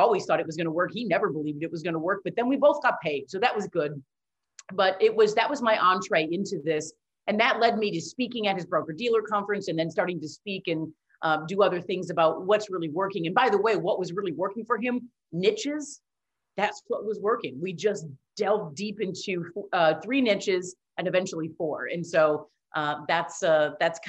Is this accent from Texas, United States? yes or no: no; Wisconsin, United States; I'm from Wisconsin